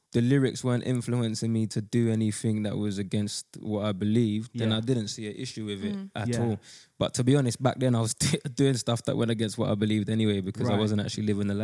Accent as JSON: {"language": "English", "region": "London", "country": "United Kingdom", "said": "I'm from Custom House. So obviously, like … grew up on that."}